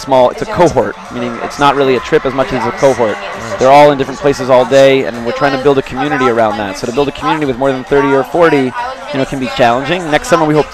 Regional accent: Los Angeles, California, United States; moved away as an adult; also born or lived in San Diego, California; now in Israel; I'm originally from Los Angeles, California.

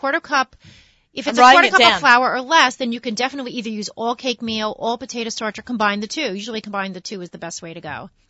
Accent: New York, United States; I'm from New York. I speak quickly.

